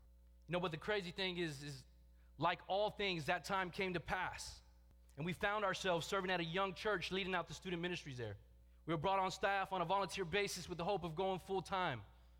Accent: Texas, United States; joined Valley from Texas. And it's funny to me because Big Dave was telling me just last week how my accent has changed.

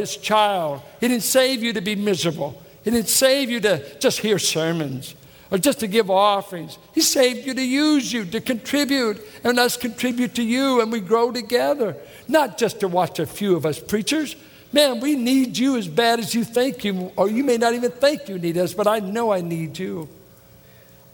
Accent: Richmond, California, United States; Richmond, California

